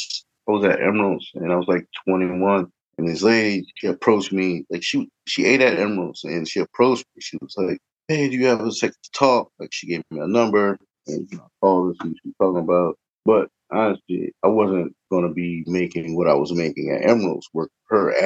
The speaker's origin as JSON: {"language": "English", "town": "New Orleans", "region": "Louisiana", "country": "United States", "tie": "born or raised there", "moved": "as an adult", "lives_now": "Cincinnati, United States", "said": "I was born and raised in the Ninth Ward"}